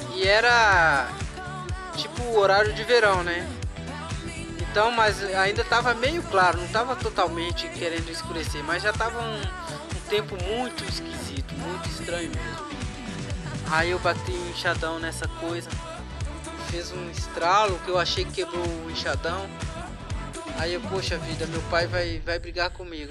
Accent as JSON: {"language": "Portuguese", "town": "Rio Pretinho", "country": "Brazil", "tie": "born or raised there", "said": "umas partes da minha infância, eu morava em Rio Pretinho"}